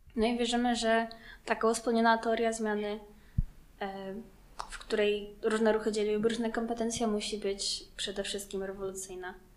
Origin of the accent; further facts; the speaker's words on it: Łomianki, Masovian Voivodeship, Poland; jestem z Omianek